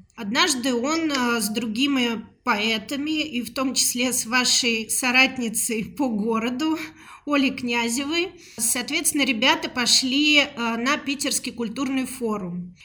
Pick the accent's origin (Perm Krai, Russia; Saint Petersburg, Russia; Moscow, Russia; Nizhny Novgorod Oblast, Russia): Moscow, Russia; Родилась я в Москве, мне 37 лет.